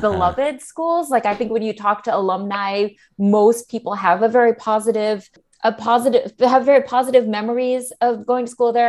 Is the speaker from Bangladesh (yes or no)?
no; Singapore; growing up in Singapore